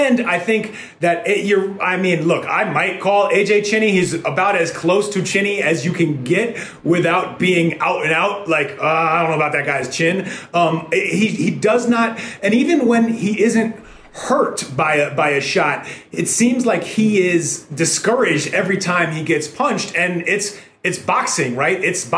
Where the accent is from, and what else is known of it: New York, United States; born or raised there